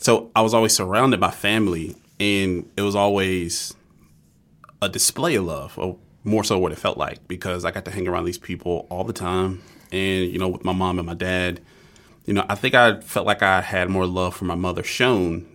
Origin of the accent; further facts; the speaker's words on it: Georgia, United States; I grew up in Georgia.